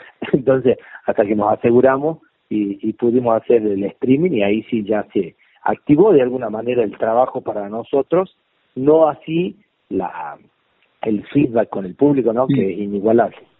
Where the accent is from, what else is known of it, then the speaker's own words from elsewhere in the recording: Famaillá, Tucumán, Argentina; also born or lived in Buenos Aires; now in San Miguel de Tucumán, Argentina; en Tucumán, en un, en una ciudad cerca de mi pueblo.